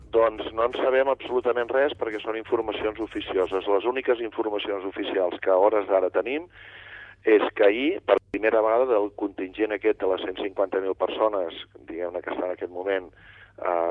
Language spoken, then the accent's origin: Catalan; Catalonia, Spain; n'estic prou orgullós com a català que sóc